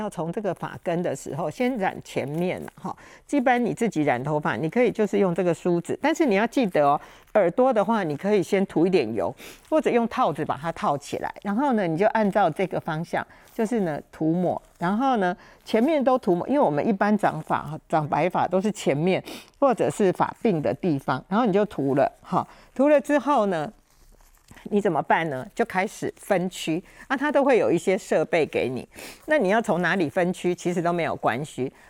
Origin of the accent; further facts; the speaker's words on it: Taiwan; 我常讲哈，我们台湾人很喜欢叫人摊休假